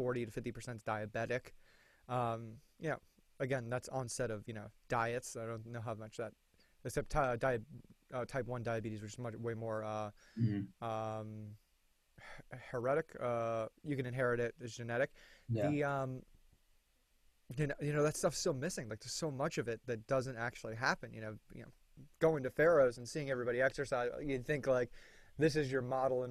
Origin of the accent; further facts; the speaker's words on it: Florida, United States; I'm from Florida